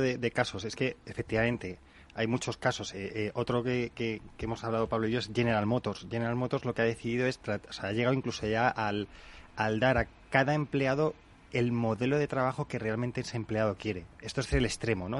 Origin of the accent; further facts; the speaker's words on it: Spain; los españoles somos muy de esto es un desastre